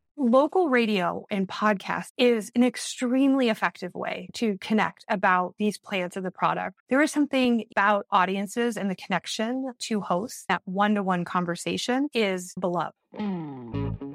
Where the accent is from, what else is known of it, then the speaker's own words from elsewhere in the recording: Iowa and Wisconsin, Midwest, United States; moved away as an adult; also born or lived in Minneapolis–Saint Paul, Minnesota; now in New York City, United States; I I grew up in Iowa and oh, and Wisconsin, and then went to school the University of Minnesota